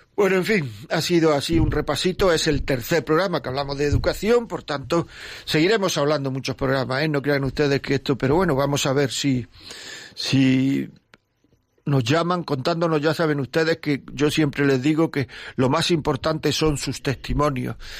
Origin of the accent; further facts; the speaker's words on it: Granada, Andalusia, Spain; Yo también soy de Granada.